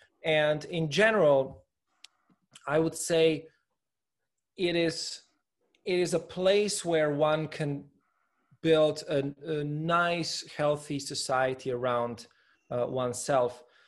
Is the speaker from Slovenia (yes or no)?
yes; Slovenia; Well, I must say, Slovenia, in many respects, is a very comfortable place to live in. It's a small country, about a 2.5 to 3 hour drive across the sort of the longest diagonal.